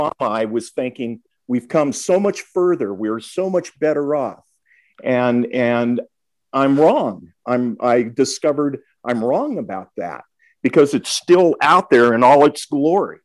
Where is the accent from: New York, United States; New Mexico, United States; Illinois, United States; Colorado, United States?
New Mexico, United States; Albuquerque; And that's where I was born. So I grew up in New Mexico